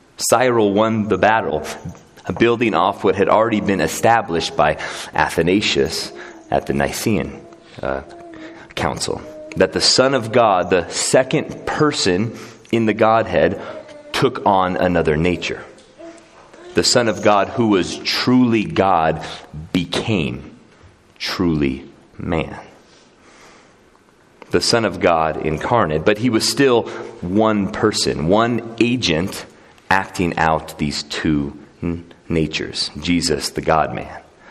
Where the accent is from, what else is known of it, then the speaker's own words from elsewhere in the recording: United States; as American, kind of individualistic Christians